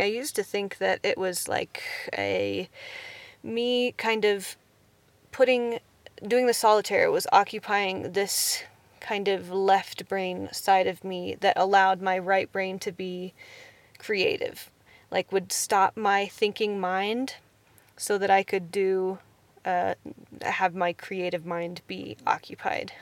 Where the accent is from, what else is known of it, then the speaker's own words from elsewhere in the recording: Kansas, United States; I am from Kansas